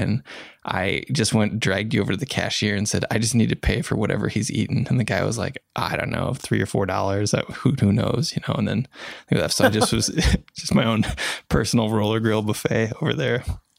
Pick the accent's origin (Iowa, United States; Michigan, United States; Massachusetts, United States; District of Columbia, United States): Iowa, United States; And so I grew up in Iowa